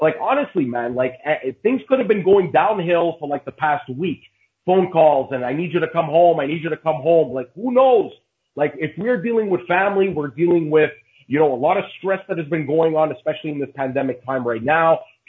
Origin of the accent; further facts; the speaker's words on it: Canada; like me as a Canadian fan